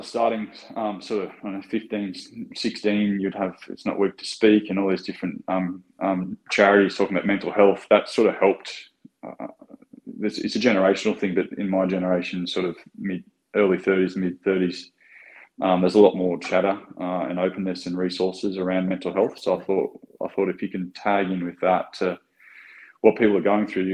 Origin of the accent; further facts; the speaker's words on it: Newcastle, New South Wales, Australia; now in Sydney, Australia; I'm originally from Newcastle